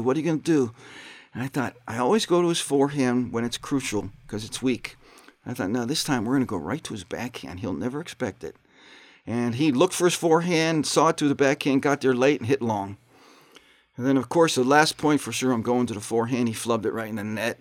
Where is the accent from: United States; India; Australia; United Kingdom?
United States; Pittsburgh, Pennsylvania; moved away; also born or lived in South Bend; I'm from Pittsburgh, Pennsylvania. Grew up there with, uh, five brothers and three sisters